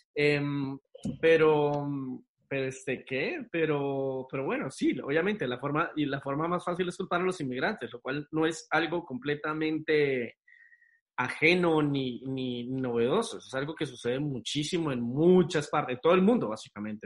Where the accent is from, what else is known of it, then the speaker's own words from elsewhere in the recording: Cúcuta, Norte de Santander, Colombia; moved away; yo nací en Cúcuta